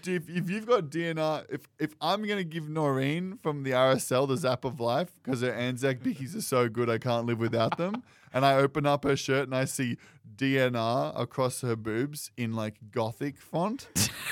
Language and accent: English; United States; I'm Welsh and Scottish. American